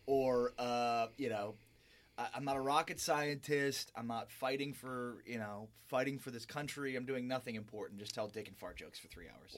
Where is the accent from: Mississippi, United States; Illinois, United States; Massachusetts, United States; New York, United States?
Illinois, United States; Highland Park; now in San Antonio, United States; Chicago native, hi, uh, northern suburbs